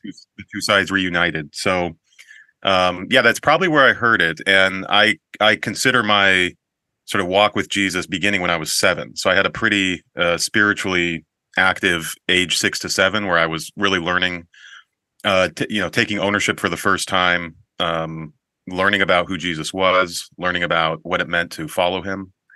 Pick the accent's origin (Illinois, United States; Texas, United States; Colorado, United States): Colorado, United States; Colorado Springs; growing up in Colorado Springs